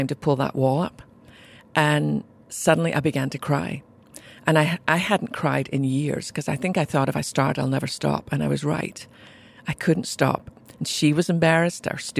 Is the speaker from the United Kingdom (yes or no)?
yes; Scotland, United Kingdom; accent: Scottish brogue; moved away as an adult; now in United States; I was born in Scotland to a mum and dad who really loved Jesus